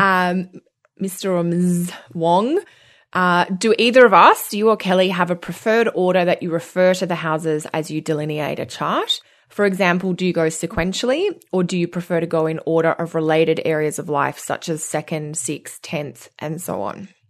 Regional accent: Australia; accent: Australian; moved away as an adult; now in Canada; being Australian and moving to Canada

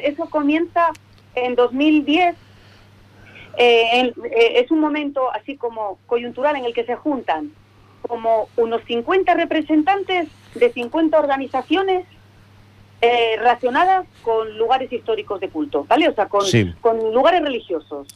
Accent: Cantabria, Spain; como buena cántabra

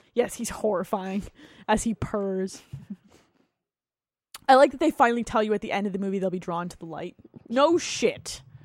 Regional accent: New Jersey, United States; I grew up in New Jersey

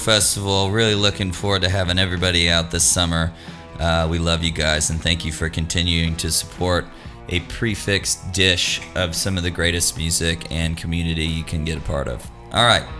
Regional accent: Austin, Texas, United States; growing up in Austin

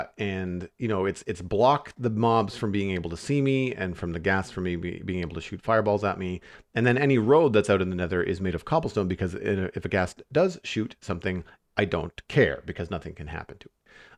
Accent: United States; Thanksgiving isn't until November because I'm American.

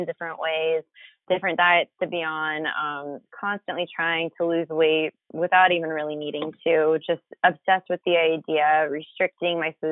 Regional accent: Florida, United States; moved away as an adult; also born or lived in Philadelphia, Pennsylvania; now in San Diego, United States; I'm from Florida originally

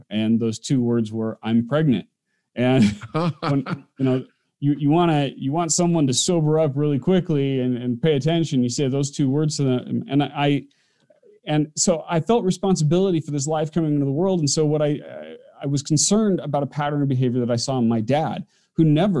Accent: Orem, Utah, United States; I grew up in Orm, Utah, which is right in the backyard of Provo where he lived.

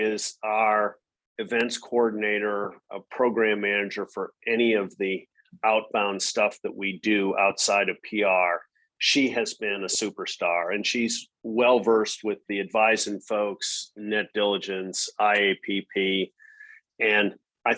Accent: Madison, Wisconsin, United States; moved away as an adult; also born or lived in North Carolina; now in Austin, United States; I'm a cheesehead. So I was born and raised in Madison, Wisconsin.

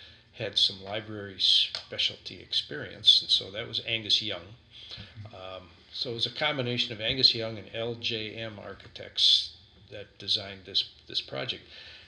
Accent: Sheboygan, Wisconsin, United States; I was born and raised in Sheboygan.

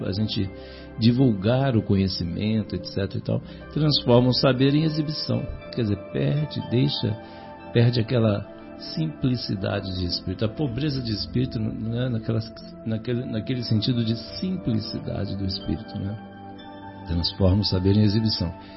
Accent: Natividade, Rio de Janeiro, Brazil; lá na minha cidade, né, no norte do estado do Rio, a grande natividade

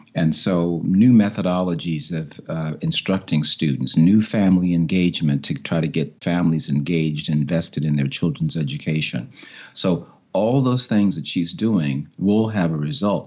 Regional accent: Chicago, Illinois, United States; now in Washington, United States; I grew up in Chicago

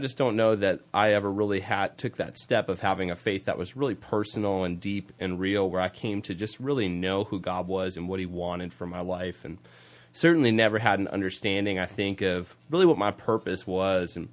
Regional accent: Green Bay, Wisconsin, United States; I was born and raised here in Green Bay. I love it here. This is my hometown.

